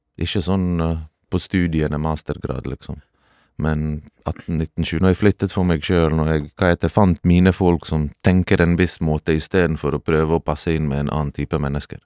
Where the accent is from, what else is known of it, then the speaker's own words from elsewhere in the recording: Norway; also born or lived in Balkans (homeland) / Bergen; Jeg har vokst opp fattig i Norge